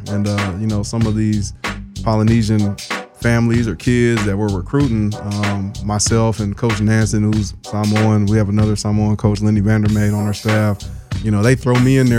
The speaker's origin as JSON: {"language": "English", "town": "Oxnard", "region": "California", "country": "United States", "tie": "born or raised there", "said": "growing up in Oxnard"}